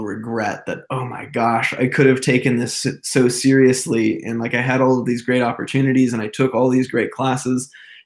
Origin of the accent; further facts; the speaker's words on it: Zionsville, Indiana, United States; I was born and raised in Indianapolis, Indiana, a little suburb called Zionsville